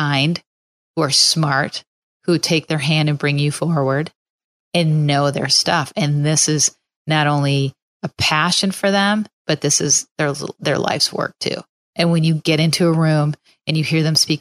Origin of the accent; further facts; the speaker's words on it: Minneapolis, Minnesota, United States; now in Chicago, United States; I have a lot of people that are still back in Minneapolis